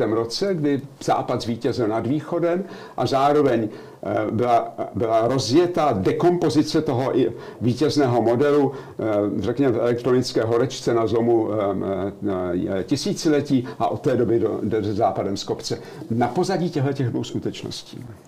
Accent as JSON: {"language": "Czech", "country": "Czechia", "moved": "as an adult", "lives_now": "Germany", "said": "Já jsem z, z Československa odcházel"}